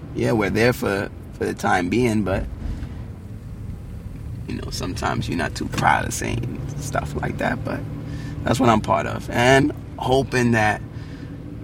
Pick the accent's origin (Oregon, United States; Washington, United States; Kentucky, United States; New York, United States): New York, United States; New York City; by our demeanor, the way we walk, talk, we're from Brooklyn.